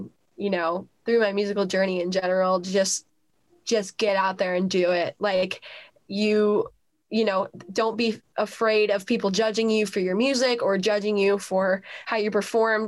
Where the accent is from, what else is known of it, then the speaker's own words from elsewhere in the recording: Cleveland, Ohio, United States; moved away as an adult; now in Nashville, United States; go back to Cleveland, do more gigs there with, you know, my hometown